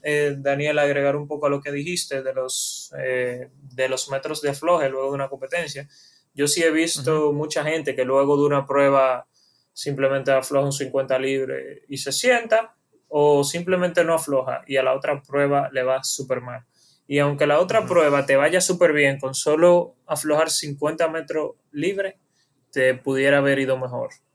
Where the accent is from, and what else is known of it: Dominican Republic